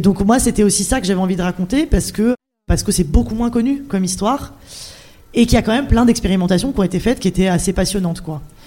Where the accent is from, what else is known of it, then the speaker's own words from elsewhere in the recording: Clermont-Ferrand, Auvergne-Rhône-Alpes, France; moved away; also born or lived in Paris; je suis de Clermont-Ferrand